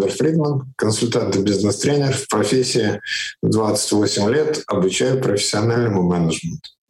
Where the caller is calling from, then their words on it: Riga, Latvia; Нет, я же вообще живу в Латвии постоянно. Сейчас вот я из Риги разговариваю из своего дома.